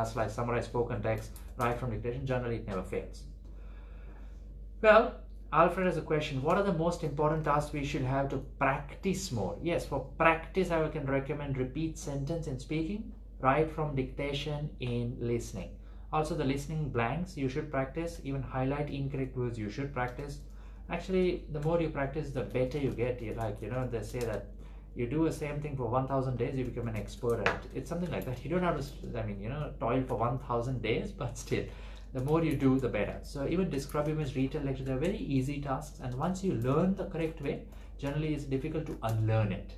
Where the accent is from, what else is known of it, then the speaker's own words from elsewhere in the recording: Ahmedabad, Gujarat, India; I'm from Gujarat, I'm from Ahmedabad in India